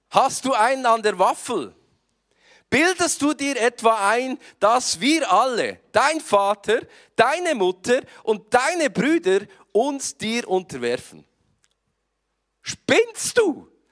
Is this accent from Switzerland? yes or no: yes; Switzerland; Ich komme aus der Schweiz und ich versuche heute so hochdeutsch zu sprechen, wie ich kann